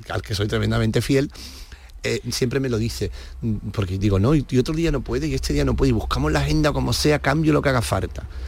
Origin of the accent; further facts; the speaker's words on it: Andalusia, Spain; claro, por los dos somos de Cádiz.